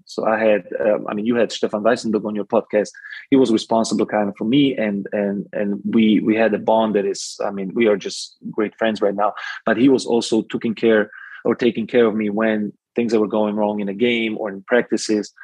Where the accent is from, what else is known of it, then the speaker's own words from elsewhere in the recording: Slovakia; now in Germany; I was born in Czechoslovakia